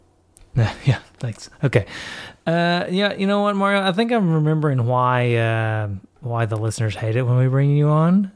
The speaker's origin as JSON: {"language": "English", "region": "Tennessee", "country": "United States", "said": "I am from Tennessee"}